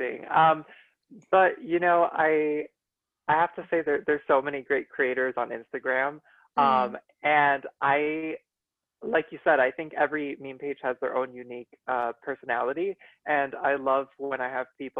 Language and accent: English; Miami, Florida, United States; moved away as an adult; now in Washington, D.C. area, United States; I was born and raised in Miami, and I just moved to the DC area 2 years ago